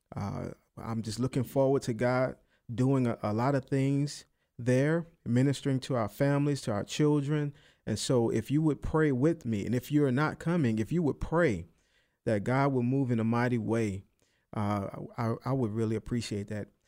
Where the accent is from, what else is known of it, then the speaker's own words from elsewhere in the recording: New Orleans, Louisiana, United States; accent: New Orleans; my, my little accent, my New Orleans accent